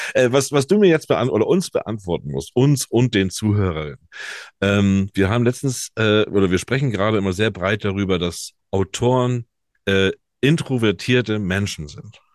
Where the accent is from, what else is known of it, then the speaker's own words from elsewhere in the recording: Germany; bei uns in Deutschland